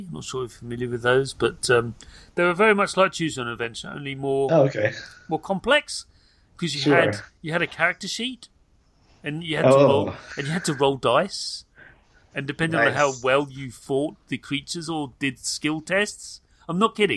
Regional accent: United Kingdom; I'm British

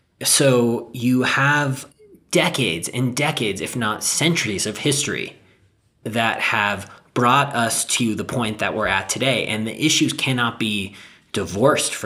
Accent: Southern California, United States; I grew up in Southern California

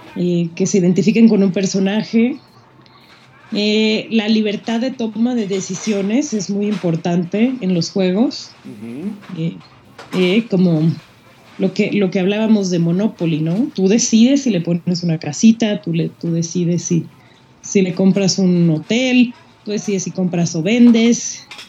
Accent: Mexico; nosotros mexicanos malinchistas

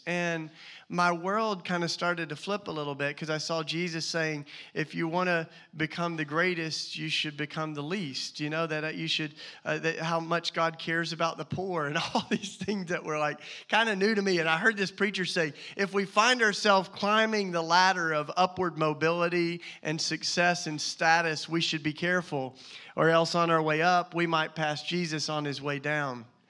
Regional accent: the South, United States; accent: Southern; moved away as an adult; now in Philadelphia, United States; my Southern accent

